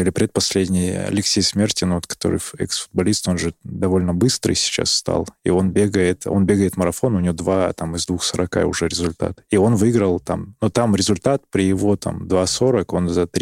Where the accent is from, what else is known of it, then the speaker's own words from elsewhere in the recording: Barnaul, Altai Krai, Russia; Я, я из Барнаула